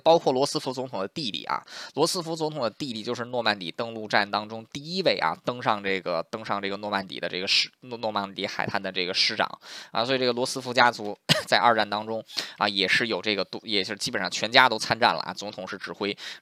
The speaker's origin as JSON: {"language": "Chinese", "country": "United States", "said": "虽然说我作为一个美国人啊，"}